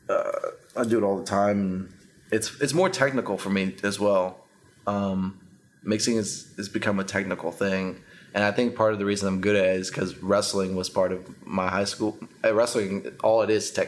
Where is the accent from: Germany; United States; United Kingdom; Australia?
United States; Dallas, Texas; also born or lived in Costa Rica / Denton, Texas; I was there till I was 6. And then I moved to Texas and grew up here. I actually grew up in the North Dallas area.